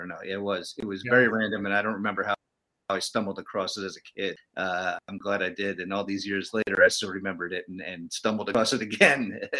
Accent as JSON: {"language": "English", "region": "New York", "country": "United States", "tie": "born or raised there", "said": "Growing up in New York, you know, we obviously got Summerall and Madden all the time."}